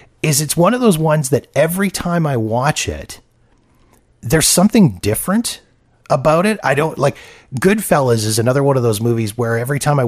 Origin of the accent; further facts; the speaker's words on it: Canada; as a Canadian